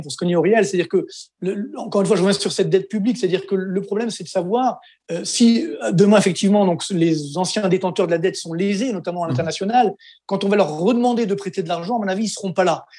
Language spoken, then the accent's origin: French; Orly, Île-de-France, France; je viens des cités HLM d'Orly, euh, donc je m'en suis sorti